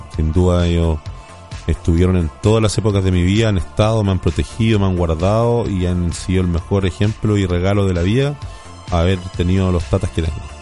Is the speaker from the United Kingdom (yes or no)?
no; Biobío, Chile; lugares maravillosos en mi país. Eh, amo la décima novena región, me encanta el sur de Chile